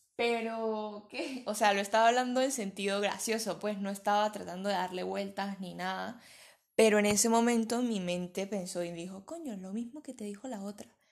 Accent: Venezuela; now in Spain; soy venezolana, pero vivo en España.

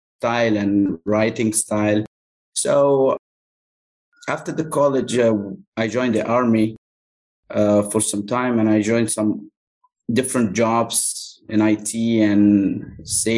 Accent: Cairo, Cairo Governorate, Egypt; first language Arabic; English is a second language; Cairo is my hometown.

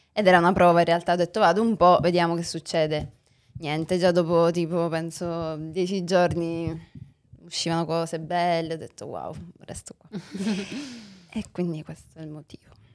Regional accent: Sicily, Italy; moved away as an adult; also born or lived in Rome; io sono siciliana

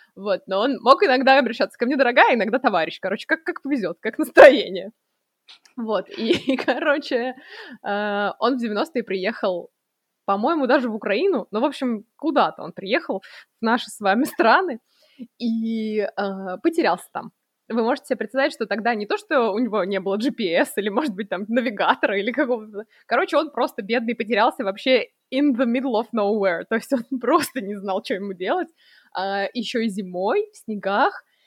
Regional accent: Russia; moved away; я из России

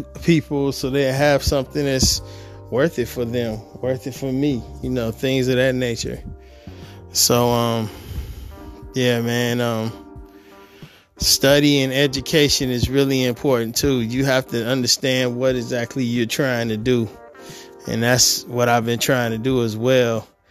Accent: Detroit, Michigan, United States; moved away as an adult; now in California, United States; I am from Detroit, Michigan. I was born and raised there.

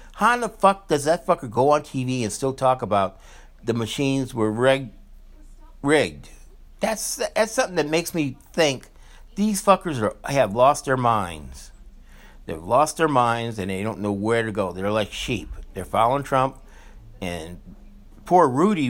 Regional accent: Louisiana, United States; I grew up in Louisiana

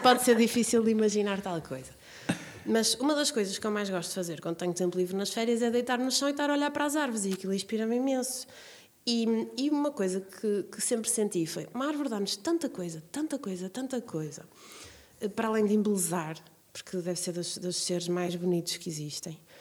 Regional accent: Braga, North, Portugal; quando eu era pequena, vivia aqui em Braga

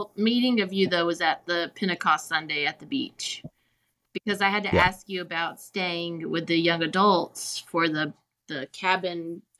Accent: Anniston, Alabama, United States; moved away as an adult; also born or lived in Oxford, Alabama; now in South Korea; I grew up in Anniston, Alabama.

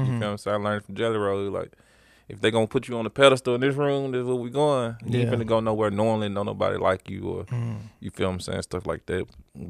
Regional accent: Memphis, Tennessee, United States; I'm originally from Memphis.

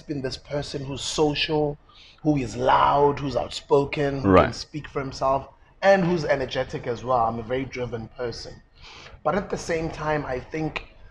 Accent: South Africa; Being an ordinary South African growing up in South Africa.

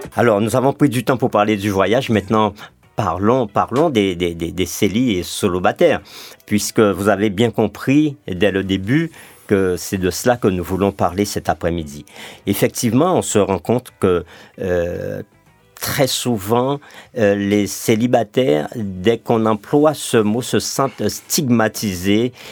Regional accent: Martinique; chez nous en Martinique

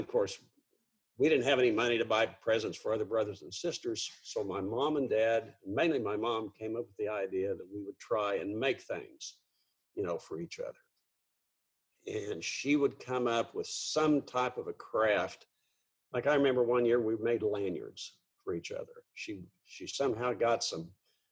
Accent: south of Edmond, Oklahoma, United States; I was born in Oklahoma City, you know, in 1949

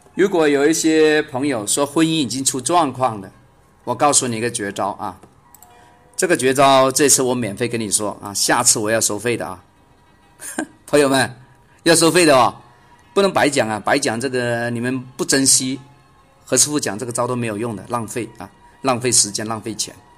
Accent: China; 我们中国人嘛

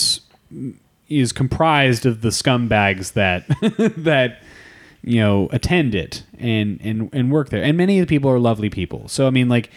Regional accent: Piedmont, California, United States; I'm from the Bay Area

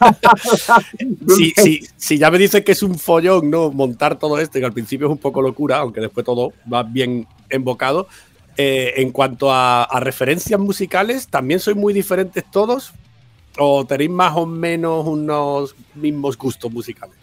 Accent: Málaga, Andalusia, Spain; soy de Málaga

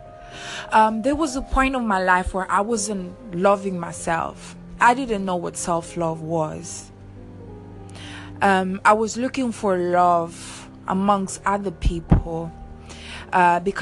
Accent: Italy; also born or lived in Seychelles; I was born on the island Seychelles, growing up in Italy, different society, different way of living

